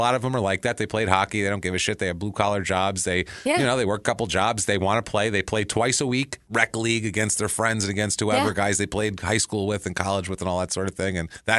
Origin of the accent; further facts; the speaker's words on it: Mankato, Minnesota, United States; I grew up my entire life in Mankato, Minnesota, and I know these things.